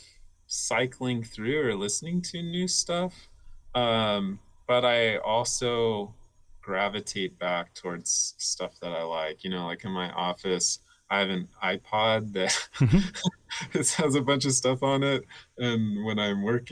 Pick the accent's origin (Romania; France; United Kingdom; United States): United States; Miami, Florida; also born or lived in Belgium; I grew up in Miami